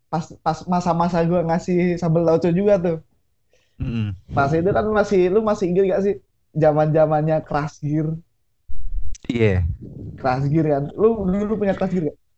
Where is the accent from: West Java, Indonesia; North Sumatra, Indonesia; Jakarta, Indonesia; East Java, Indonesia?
West Java, Indonesia; Bandung; gue gue tuh ya namanya gue orang Bandung pasti gue nge-support Persib